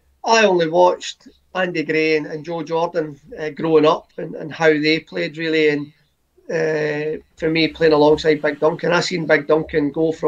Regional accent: United Kingdom

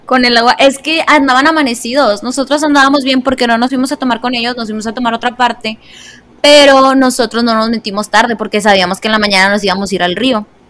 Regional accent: northern Mexico, Mexico; siendo norteña

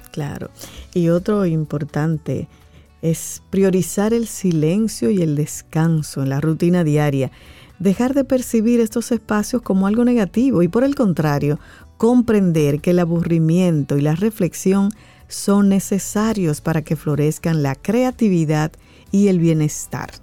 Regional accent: Dominican Republic; nosotros como República Dominicana

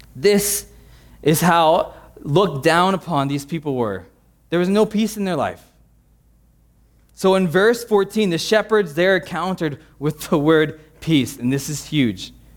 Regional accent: United States; an American

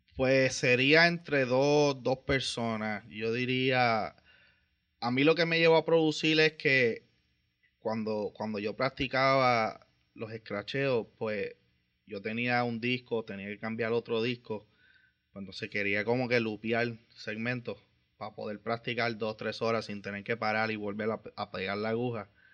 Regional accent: Vega Baja, Puerto Rico; soy de Vega Baja

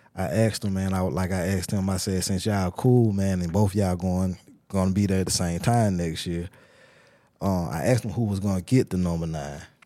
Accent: Tuscaloosa, Alabama, United States; I'm from Tuscaloosa

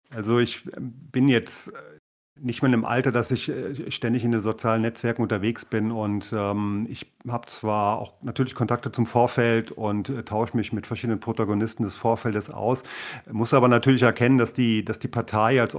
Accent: Thuringia, Germany; wir als Thüringer haben ja immer diesen Mut schon bewiesen für die Gesamtpartei

